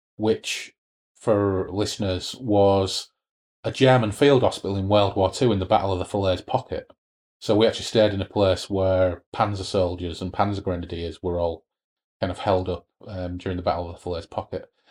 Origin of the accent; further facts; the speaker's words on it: United Kingdom; we are British